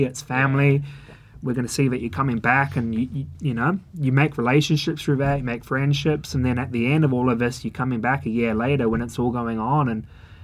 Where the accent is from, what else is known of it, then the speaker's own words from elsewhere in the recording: New Zealand; also born or lived in London; now in Melbourne, Australia; I'm from New Zealand